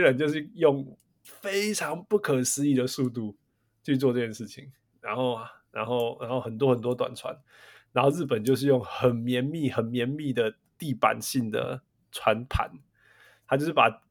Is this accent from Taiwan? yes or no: yes; Taiwan; now in United States; 身为台湾人